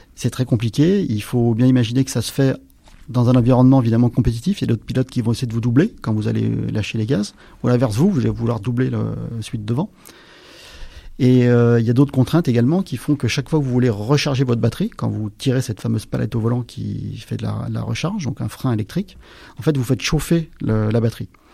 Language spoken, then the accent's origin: French; Aix-les-Bains, Auvergne-Rhône-Alpes, France; moved away; je viens des Alpes